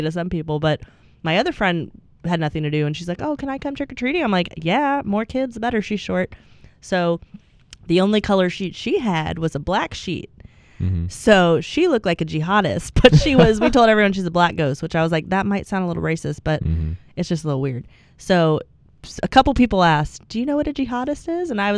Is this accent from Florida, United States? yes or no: yes; Florida, United States; I grew up in Florida